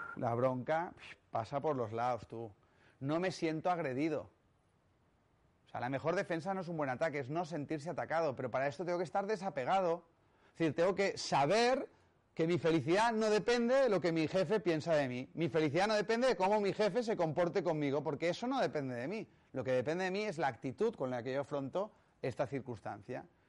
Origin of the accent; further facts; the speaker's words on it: Catalonia, Spain; soy catalán